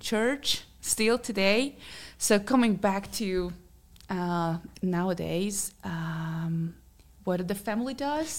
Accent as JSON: {"language": "English", "country": "Hungary", "second_language": "English", "moved": "yes", "said": "from Hungary, so that's why I have a little bit of accent"}